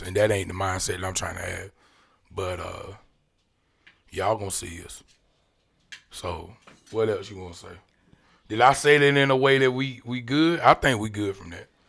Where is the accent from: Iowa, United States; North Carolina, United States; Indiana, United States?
North Carolina, United States; Clayton; I'm from Jericho, man. Johnson County stand up, Clayton all day